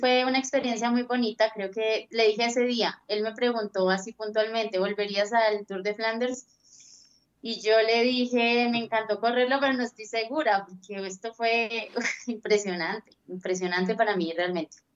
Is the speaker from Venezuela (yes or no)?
no; Colombia; soy como colombiana